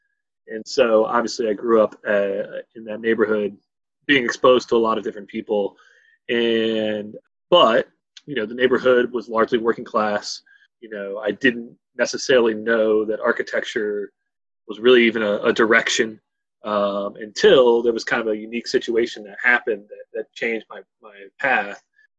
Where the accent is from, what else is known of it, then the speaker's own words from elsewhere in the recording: Columbus, Ohio, United States; So I grew up here in Columbus, east side of Columbus, refugee in No Bixby by Independence High School, if you guys are familiar with the area. And it's a, you know, it's a very interesting neighborhood.